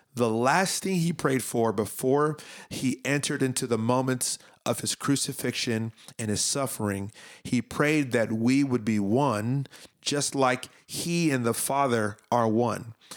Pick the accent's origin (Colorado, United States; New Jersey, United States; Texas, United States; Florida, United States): Florida, United States; Miami; I grew up in Miami